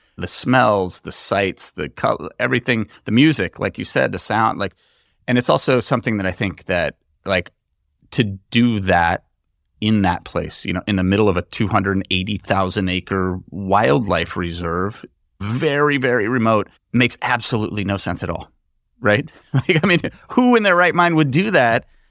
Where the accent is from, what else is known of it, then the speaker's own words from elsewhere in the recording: United States; as an American, you go out and have an this amazing meal that would cost you a few hundred dollars in the U S